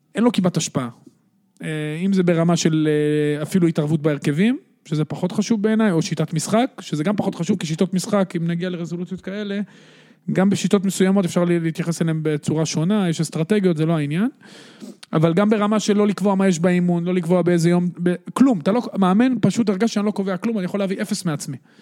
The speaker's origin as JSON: {"language": "Hebrew", "town": "Netanya", "region": "Central District", "country": "Israel", "tie": "born or raised there", "said": "אני גדלתי בשכונת בן ציון בנתניה"}